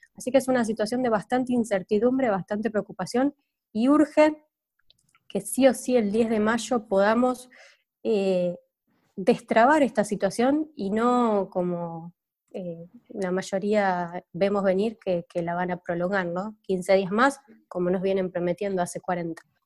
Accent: Argentina; somos Argentina

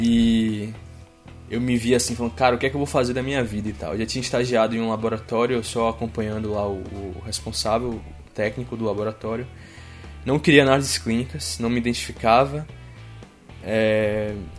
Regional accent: Feira de Santana, Bahia, Brazil; first language Portuguese; moved away as an adult; now in Düsseldorf, Germany; fiz iniciação científica ainda na minha cidade natal e direcionei meu segundo estágio lá no nosso, na nossa universidade em Feira de Santana

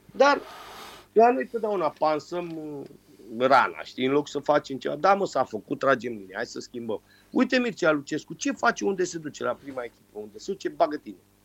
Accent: Romania; moved away; also born or lived in London, United Kingdom; sunt român

